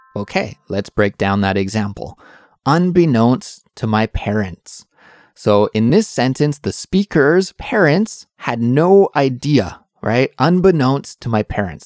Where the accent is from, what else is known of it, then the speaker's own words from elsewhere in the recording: Canada; now in Seoul, South Korea; I'm an English teacher from Canada, but I'm currently living in Seoul, South Korea